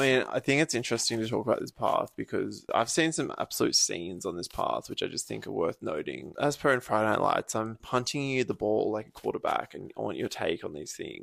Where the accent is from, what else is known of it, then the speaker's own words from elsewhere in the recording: Byron Bay, New South Wales, Australia; So when I grew up in Byron, I both had a long board and a razor scooter.